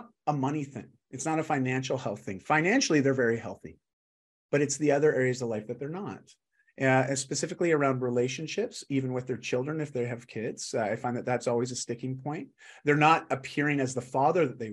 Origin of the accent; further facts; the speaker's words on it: Canada; I'm just Canadian